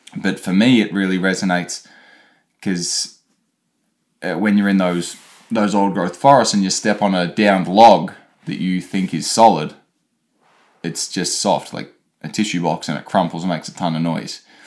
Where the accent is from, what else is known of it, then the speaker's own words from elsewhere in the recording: Australia; moved away; me being Australian, not used to the cold